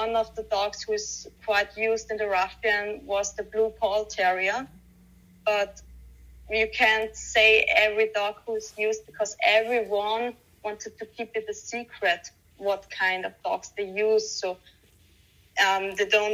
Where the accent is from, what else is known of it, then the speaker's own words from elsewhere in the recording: Austria; Austria, where I live